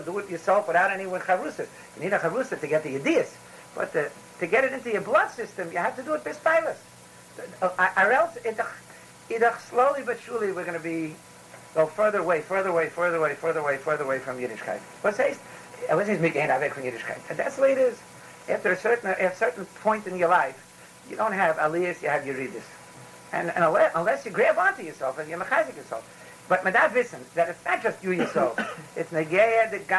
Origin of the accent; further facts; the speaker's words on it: New York City, New York, United States; I grew up in the Bronx with all the Irish